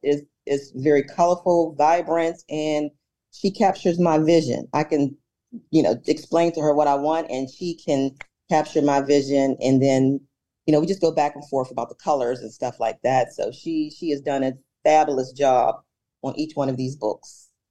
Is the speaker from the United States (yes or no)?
yes; Pittsburgh, Pennsylvania, United States; I am a native from Pittsburgh, been living here all my life